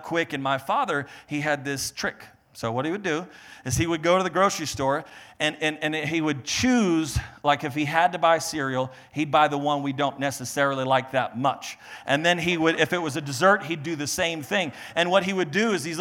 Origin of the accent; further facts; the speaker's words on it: Maine, United States; I was born in Maine. We're from the East Coast